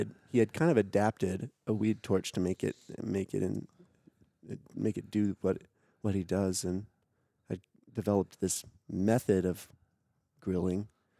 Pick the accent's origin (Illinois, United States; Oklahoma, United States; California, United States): Oklahoma, United States; Tulsa; moved away; Yeah, I grew up in town.